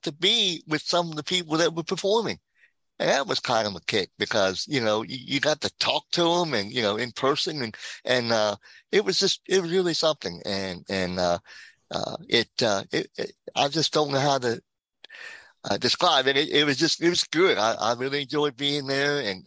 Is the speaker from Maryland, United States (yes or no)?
yes; Denton, Maryland, United States; I am from Denton, Maryland.